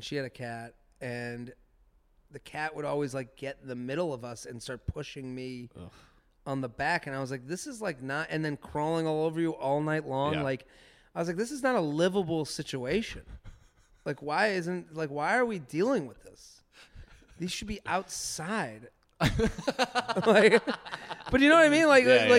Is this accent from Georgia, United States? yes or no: no; Needham, Massachusetts, United States; I remember when I got an Uber back for the first time from Boston to my hometown in Needham.